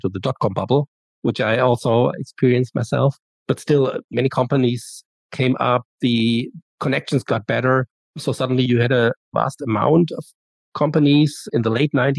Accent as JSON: {"language": "English", "country": "Germany", "said": "I'm from Germany, and I decided to go to the US to study abroad for a year"}